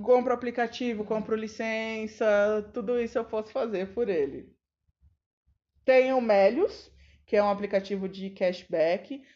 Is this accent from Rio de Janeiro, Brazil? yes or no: no; São Paulo, Brazil; a gente é paulistano